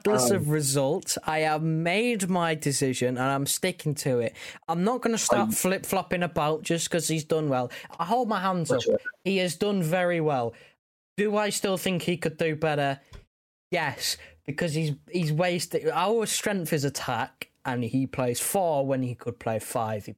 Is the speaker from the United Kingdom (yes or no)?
yes; England, United Kingdom; I'm English